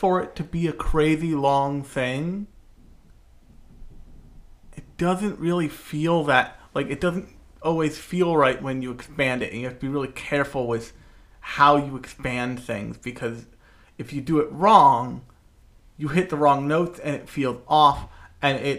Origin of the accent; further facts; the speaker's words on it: United States; I'm from America, the land of capitalism and sadness